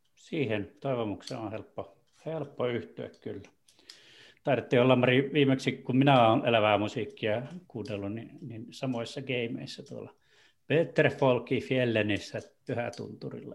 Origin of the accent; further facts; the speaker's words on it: Torne Valley, Lapland, Finland; Tornionjokilaaksosta, eli sieltä, mistä mä oon kotoisin